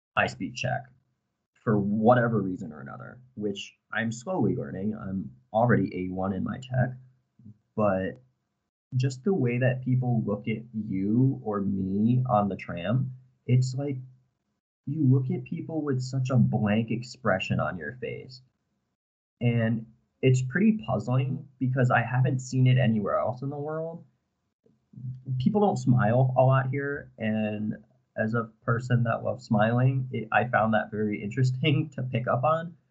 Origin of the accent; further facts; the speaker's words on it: Avon, Connecticut, United States; moved away as an adult; now in Prague, Czechia; I am from the United States, from a very small town called Avon, Connecticut